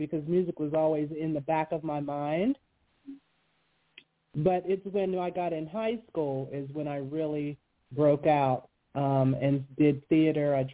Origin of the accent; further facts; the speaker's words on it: Western Pennsylvania, United States; I grew up in Western Pennsylvania, yes, in a small town right outside of Pittsburgh, in the mountains